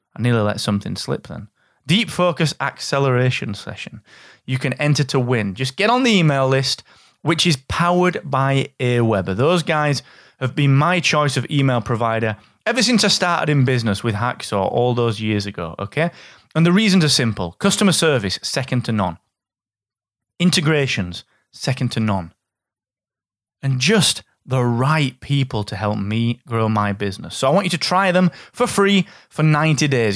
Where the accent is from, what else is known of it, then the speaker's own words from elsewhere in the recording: England, United Kingdom; I'm from England